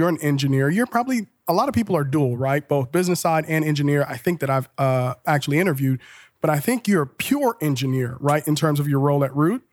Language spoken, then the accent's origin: English; Liberia; now in Columbus, United States; I'm originally from Liberia, West